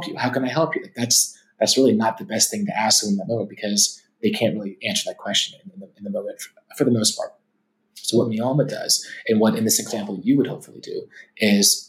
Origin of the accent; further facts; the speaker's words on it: Atlanta, Georgia, United States; growing up in Atlanta with where my dad's side was from